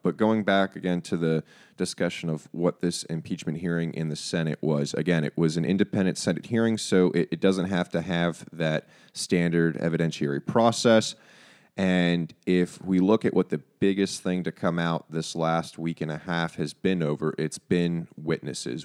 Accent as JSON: {"language": "English", "country": "United States", "said": "as an American population"}